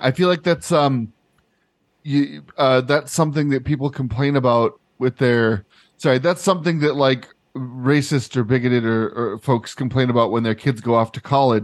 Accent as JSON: {"language": "English", "country": "United States", "tie": "born or raised there", "said": "growing up in American institutions"}